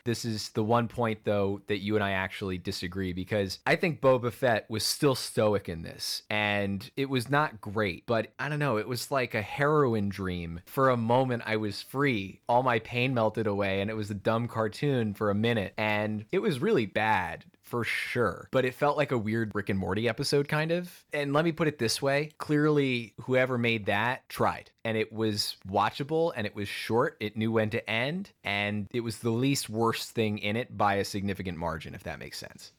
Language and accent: English; Wilton, Connecticut, United States; I grew up in Wilton, Connecticut, the Hollywood of New England